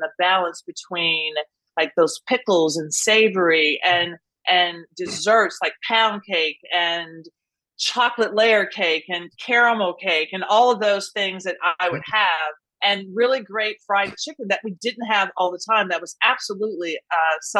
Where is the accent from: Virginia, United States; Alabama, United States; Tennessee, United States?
Tennessee, United States; Nashville; I grew up in Nashville